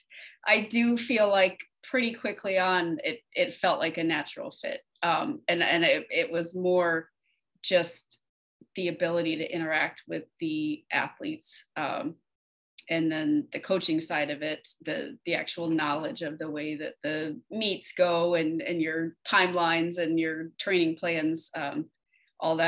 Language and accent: English; West Coast of Florida, United States; also born or lived in Texas / Orange City, Florida; I was actually born in Texas, but I've lived in Florida enough of my life to say that I'm from Florida. Grew up over on the West Coast and moved to Central Florida when I was a teenager